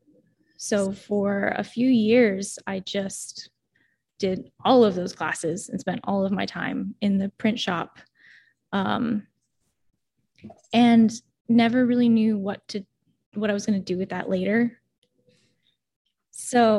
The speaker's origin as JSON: {"language": "English", "town": "Pasadena", "region": "California", "country": "United States", "tie": "born or raised there", "said": "where I grew up in the San Gabriel Valley around Los Angeles"}